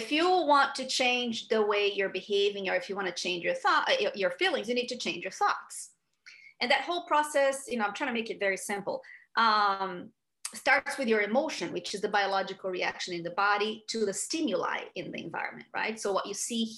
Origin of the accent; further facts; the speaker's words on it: Rio de Janeiro, Brazil; moved away as an adult; now in United States; So I grew up in Brazil, and at 29 years old, I moved to the US